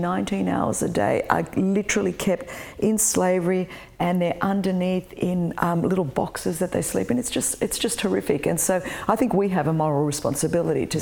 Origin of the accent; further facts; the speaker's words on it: Australia; I was born in Australia.